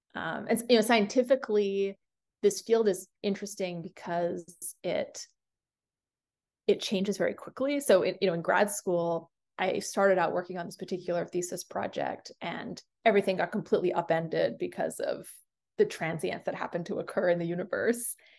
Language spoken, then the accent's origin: English; Singapore; I was born in Singapore.